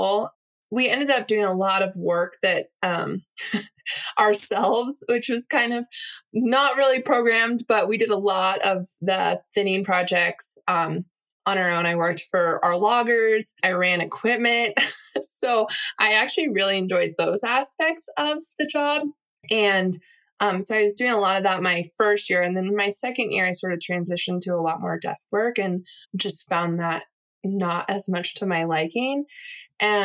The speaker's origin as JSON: {"language": "English", "town": "Mount Shasta", "region": "California", "country": "United States", "moved": "yes", "lives_now": "Helmville, Montana, United States", "said": "I'm from Mount Shasta, California, volcano up near the Oregon border"}